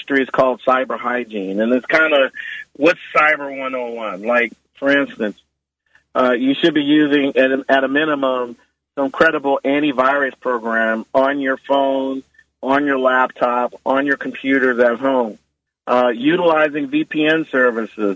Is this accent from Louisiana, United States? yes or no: yes; New Orleans, Louisiana, United States; moved away; my hometown of New Orleans.